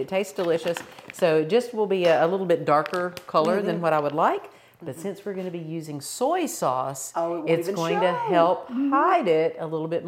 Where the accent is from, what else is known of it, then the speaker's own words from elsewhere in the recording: the South, United States; I'm not Irish, but I'm Southern